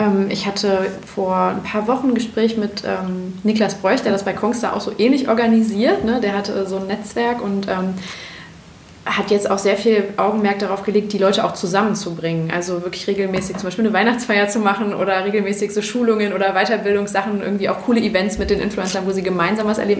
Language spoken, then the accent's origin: German; Bergisches Land, North Rhine-Westphalia, Germany; ich bin im Bergischen Land aufgewachsen